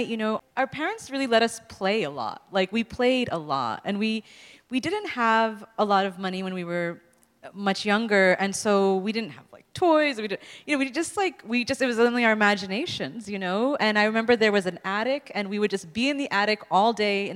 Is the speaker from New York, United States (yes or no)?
yes; New York City, New York, United States; we're growing up in New York City